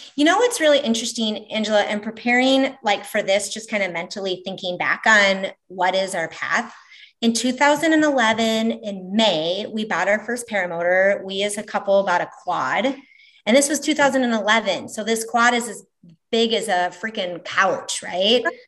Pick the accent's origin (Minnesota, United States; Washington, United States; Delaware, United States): Minnesota, United States; Minneapolis; moved away as an adult; also born or lived in Omaha, Nebraska; now in Valley, Nebraska, United States; originally Minneapolis, Minnesota, now Omaha, Nebraska, Valley, Nebraska for the last 25 something years